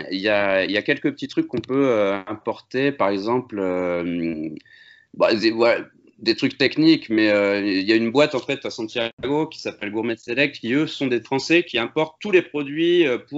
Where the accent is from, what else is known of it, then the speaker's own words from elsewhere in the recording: Amiens, Hauts-de-France, France; now in Bordeaux, France; À la base, on est du Nord tous les deux. Moi, je viens d'Amiens et lui de Valenciennes. Mais euh, quand on était plus jeune, on a déménagé euh, dans le Sud